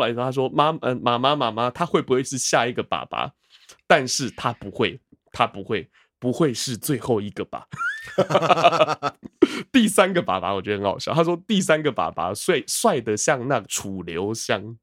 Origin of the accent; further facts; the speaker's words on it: Taiwan; 我们台湾人